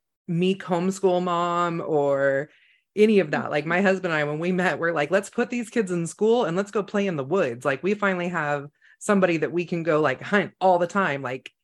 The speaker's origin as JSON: {"language": "English", "region": "Northern California", "country": "United States", "tie": "born or raised there", "said": "I grew up in Northern California, which is actually very country"}